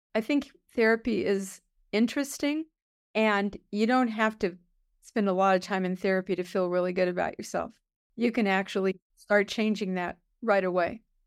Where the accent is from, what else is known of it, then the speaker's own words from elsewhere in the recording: Los Angeles, California, United States; I grew up in East Los Angeles